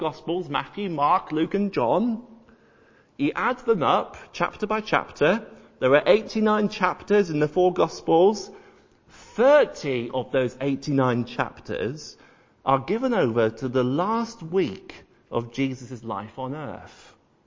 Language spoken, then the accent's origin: English; York, Yorkshire and the Humber, United Kingdom; I was born and raised in York, and if you've ever been to York, then you'll know of the Minster, the cathedral